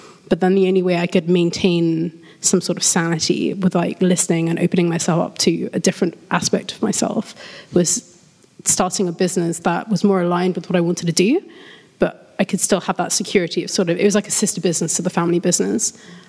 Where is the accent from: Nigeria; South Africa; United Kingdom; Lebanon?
United Kingdom; London; from London.